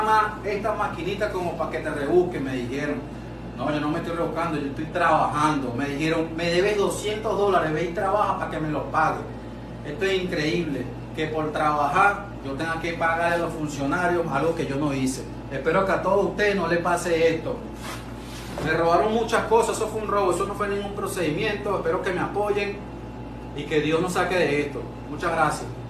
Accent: Venezuela; moved away as an adult; also born or lived in Colombia; now in Maracay, Venezuela; volví a mi país

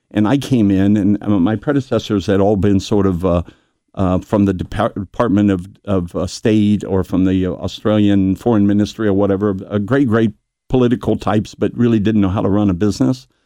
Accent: New Richmond, Ohio, United States; moved away as an adult; as a small boy growing up in New Richmond

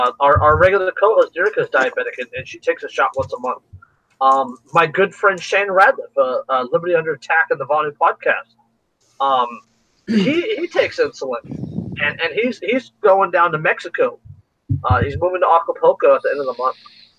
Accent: Canada; I'll just bump into someone and apologize. I'm Canadian.

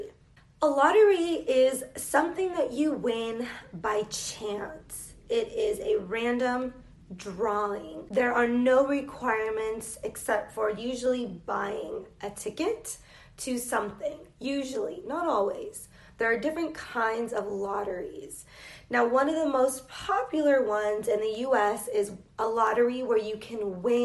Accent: United States; accent: American; I am an English teacher from the United States.

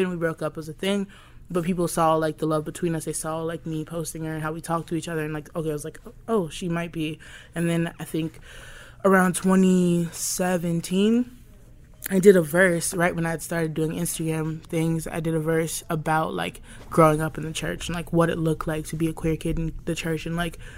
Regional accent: Southern United States, United States; because I grew up in the South

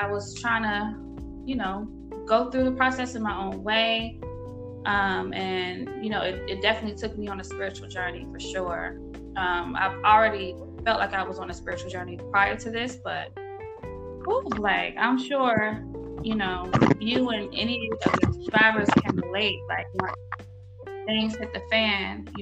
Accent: Norfolk, Virginia, United States; moved away as an adult; now in Atlanta, United States; I'm originally from Norfolk, Virginia, but I reside here in Atlanta, Georgia

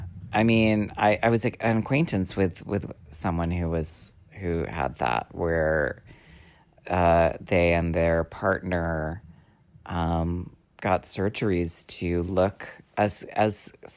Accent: Hollywood, California, United States; Well, because I grew up in the Hollywood studio system

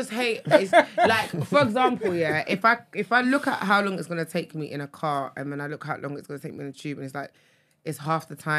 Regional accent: London, United Kingdom; I'm from London

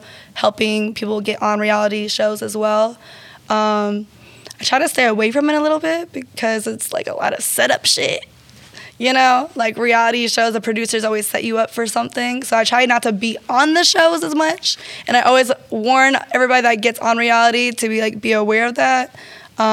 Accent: Marietta, Georgia, United States; I'm from Marietta. I'm a Georgia peach

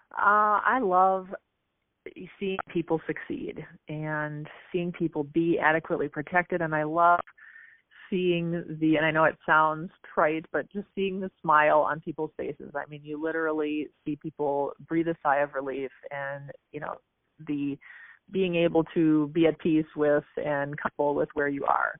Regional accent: Apple Valley / Burnsville, Minnesota, United States; I grew up um, just south of Minneapolis in Minnesota, in the suburbs, Apple Valley, uh, Burnsville, that area.

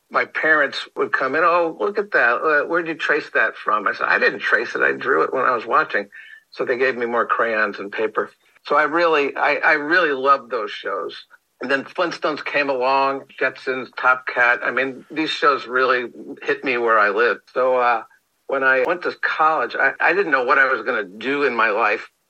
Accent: New Jersey, United States; I'm in from New Jersey, and I'm an animator, and I'm looking for work.

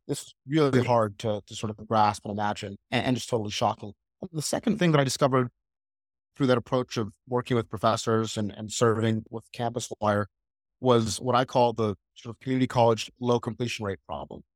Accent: Atlanta, Georgia, United States; I was born and raised, uh, in Atlanta, Georgia

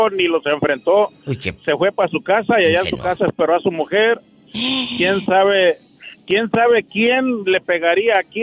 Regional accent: Jalisco, Mexico; mi esposa es del estado de Sonora y yo soy de Jalisco.

